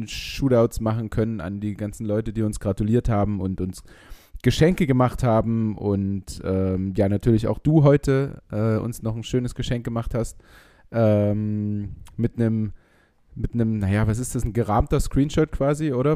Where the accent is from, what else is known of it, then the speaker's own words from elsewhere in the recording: Leipzig, Saxony, Germany; ich als Leipziger